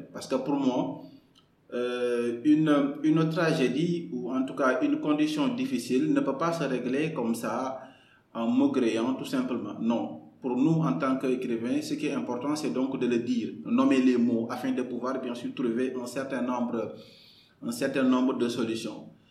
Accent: Kaolack, Senegal; moved away as an adult; also born or lived in Dakar; je suis né le 15 mars 1991 à Kaolack. Euh, j'ai grandi à Kaolack, j'ai tout fait à Kaolack

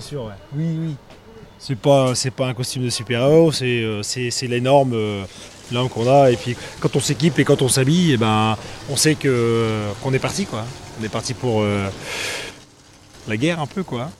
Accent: Brittany, France; On est breton

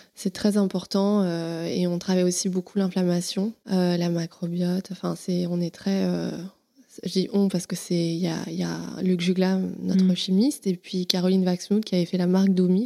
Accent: Paris, Île-de-France, France; born or raised there

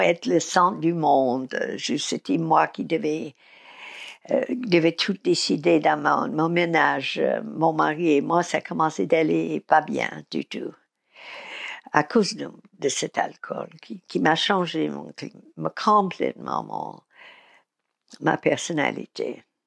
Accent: United States; now in Paris, France; je suis américaine

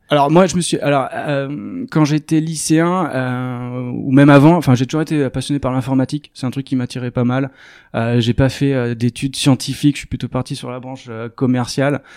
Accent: Arcachon Basin, Nouvelle-Aquitaine, France; je suis originaire du bassin d'Arcachon

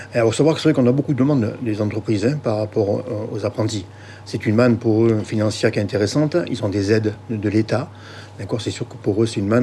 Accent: the South, Provence-Alpes-Côte d'Azur, France; je suis du Sud

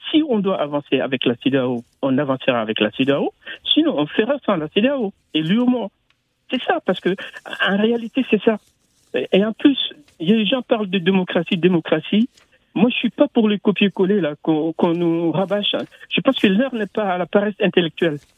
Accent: Mali; J'ai quitté le Mali il y a à peu près deux mois et demi. Et moi, je suis franco-malien, j'y vais souvent.

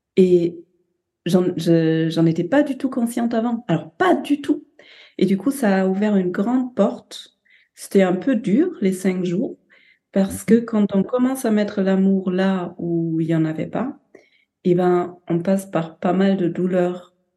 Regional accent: Germany; now in France; je suis allemande avec une mère japonaise

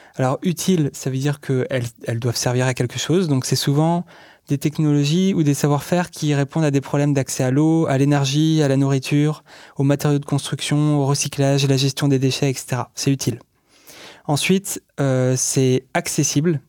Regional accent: Brittany, France; je viens de Bretagne, et donc j'étais au collège et au lycée en Bretagne

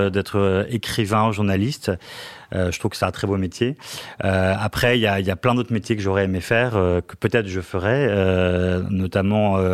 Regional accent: Lille, Hauts-de-France, France; Oui, alors après, je viens de Lille. Hein. donc, dans Lille, à Lille, on boit plutôt de la bière que du vin.

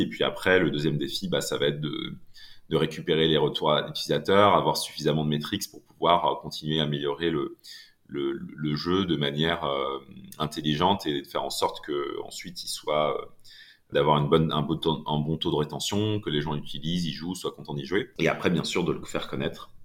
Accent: Laval, Pays de la Loire, France; j'ai grandi à Laval

